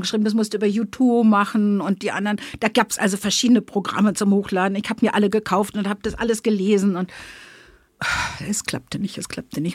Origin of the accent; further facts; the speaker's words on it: Berlin, Germany; accent: Berliner Schnauze; Ich bin Berlinerin, Westberlin geboren, habe ne, die entsprechende Berliner Schnauze